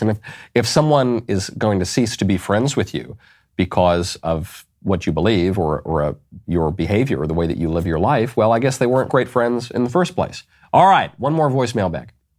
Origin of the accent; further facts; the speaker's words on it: New York, United States; moved away; also born or lived in Los Angeles; I am from New York. I lived in Los Angeles.